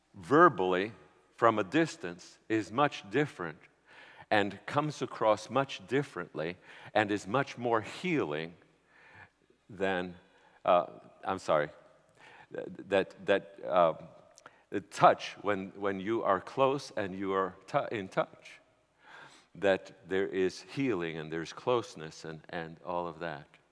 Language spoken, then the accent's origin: English; New York City, New York, United States; I was from New York City